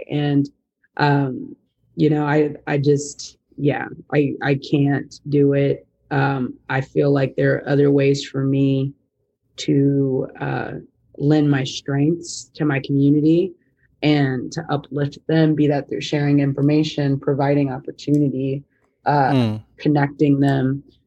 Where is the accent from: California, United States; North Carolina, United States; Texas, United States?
Texas, United States; growing up, not only as a Black woman, as a Texan, as a Southerner